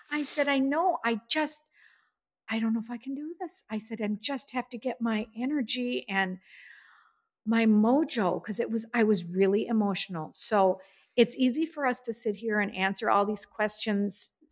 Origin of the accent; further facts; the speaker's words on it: New York City, New York, United States; I am a New Yorker. I saw a rat.